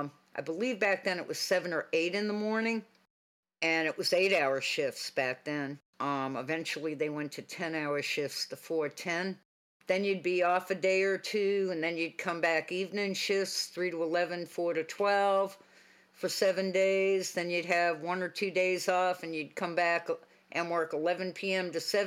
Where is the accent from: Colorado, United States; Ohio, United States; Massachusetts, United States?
Massachusetts, United States; Boston; I grew up in Boston. I knew how to drive and the rotaries and all of that.